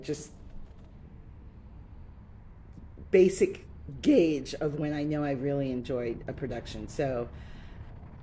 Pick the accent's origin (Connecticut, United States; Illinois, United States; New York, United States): New York, United States; New York City; I grew up in New York City